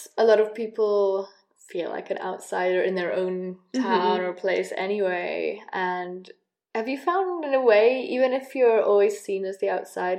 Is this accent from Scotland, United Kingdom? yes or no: no; North Wales, United Kingdom; moved away as an adult; also born or lived in England; I grew up in a small village in North Wales, and having my mum being English, even that was enough to make me not quite Welsh enough there. But as soon as I went to university in England, I was Welsh